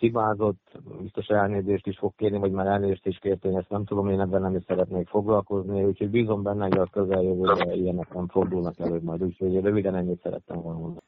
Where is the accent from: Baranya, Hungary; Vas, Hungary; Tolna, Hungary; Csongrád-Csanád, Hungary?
Vas, Hungary; Körmend; Ott voltak a régi barátaim körmendről, akikkel együtt nőttem fel, együtt kosaraztam